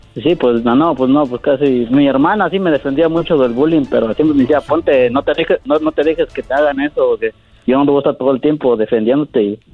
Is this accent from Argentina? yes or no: no; Puebla, Mexico; soy de Puebla